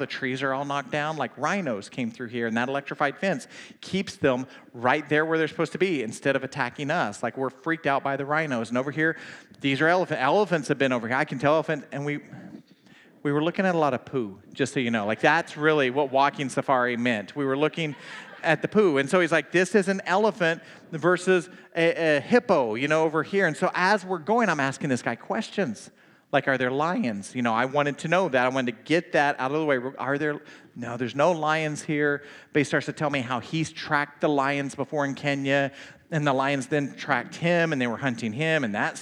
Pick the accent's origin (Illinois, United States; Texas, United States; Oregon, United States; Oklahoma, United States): Oklahoma, United States; I'm from Oklahoma